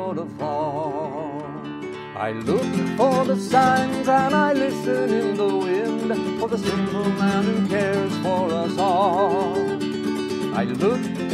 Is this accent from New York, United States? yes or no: no; Pasadena, California, United States; when I was a teenager growing up in Pasadena, California